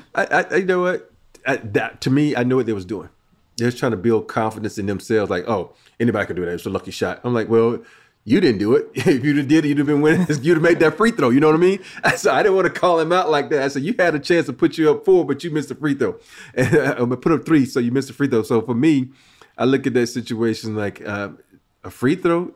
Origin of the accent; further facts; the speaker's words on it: Andalusia, Alabama, United States; moved away; growing up in a little small town, Andalusia, Alabama